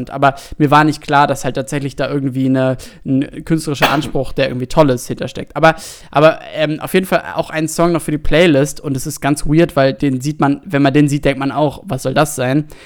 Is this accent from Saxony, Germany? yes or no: no; Saarbrücken, Saarland, Germany; born or raised there